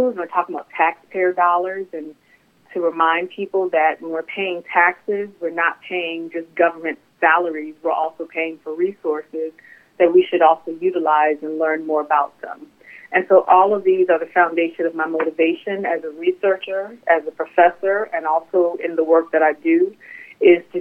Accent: Richmond, Virginia, United States; also born or lived in North Carolina; now in Baltimore, United States; I'm born and raised in Richmond, Virginia

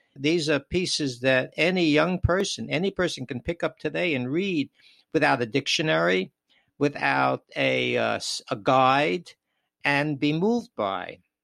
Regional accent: New York City, New York, United States; moved away; also born or lived in Wisconsin; I grew up in New York, of course, and in Brooklyn

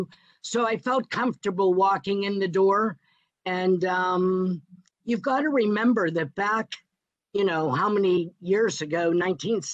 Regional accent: Pittsburgh, Pennsylvania, United States; my hometown

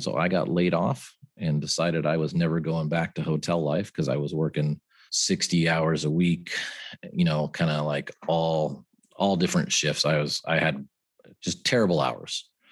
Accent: San Francisco Bay Area, California, United States; moved away as an adult; also born or lived in Santa Clara, California; now in Arizona, United States; I'm from the San Francisco Bay Area

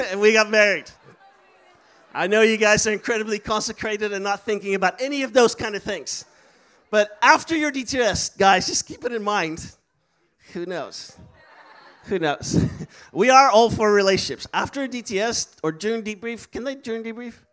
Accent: Netherlands; English is a second language; also born or lived in Istanbul, Turkey; So for me, I was I'm from the Netherlands, but I was born in Turkey because my parents were missionaries in Turkey

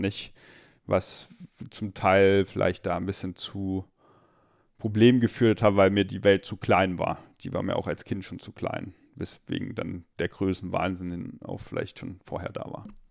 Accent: Limburg, Hesse, Germany; also born or lived in Meissen, Saxony; in Limburg ähm, bin ich dann zwar aufgewachsen

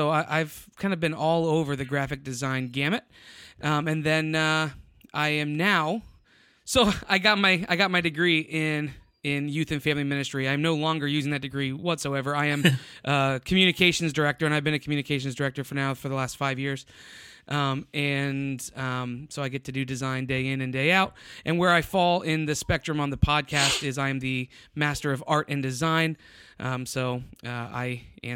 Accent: Tampa, Florida, United States; also born or lived in Ohio; now in San Antonio, United States; born and raised in Florida, Tampa area, West Coast Florida

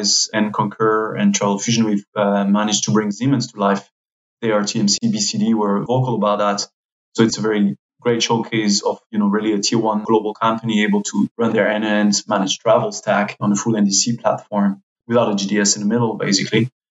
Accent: France; now in Switzerland; my home country, France

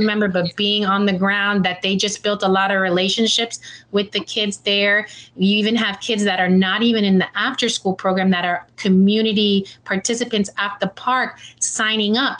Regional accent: Miami, Florida, United States; I'm born and raised. I'm a homegrown Miami uh, girl at heart

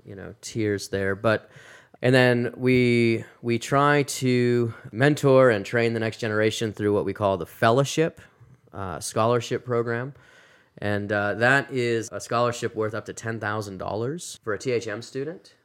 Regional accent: Massachusetts, United States; moved away as an adult; also born or lived in South Carolina / Louisville, Kentucky; now in Phoenix, United States; I'm from Massachusetts originally, and, uh, grew up in a Christian home

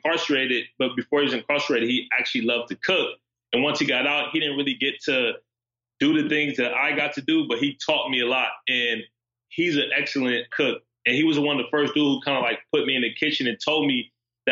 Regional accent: Los Angeles, California, United States; moved away as an adult; now in Philadelphia, United States; I grew up in South Central Los Angeles

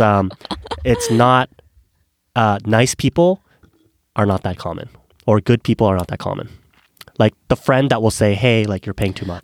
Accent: South Korea; moved away; also born or lived in Canada; I was born in Korea

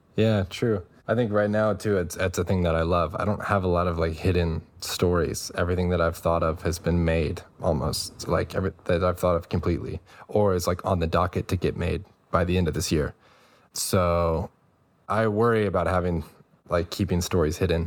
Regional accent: New Braunfels, Texas, United States; from, like, Central Texas, close to Austin, New Braunfels is the small town.

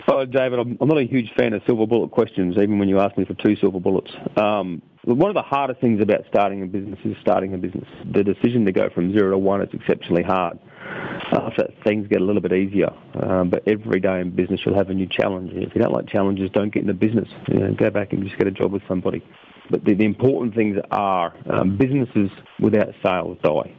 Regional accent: Rockhampton, Queensland, Australia; also born or lived in Cloncurry, Queensland / Emerald, Queensland; I was born in Cloncurry, grew up in Emerald and Rockhampton in central Queensland.

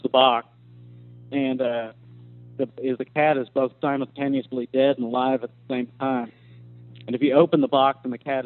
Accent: Norman, Oklahoma, United States; in my hometown

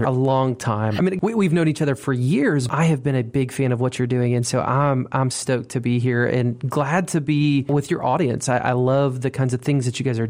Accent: Monroe, Southeast Michigan, United States; Lazy Boy is my hometown in Southeast Michigan

